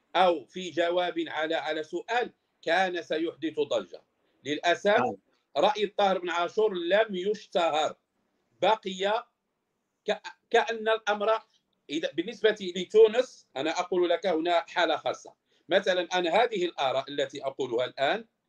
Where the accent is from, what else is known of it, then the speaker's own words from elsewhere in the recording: Morocco; احنا عندنا في المغرب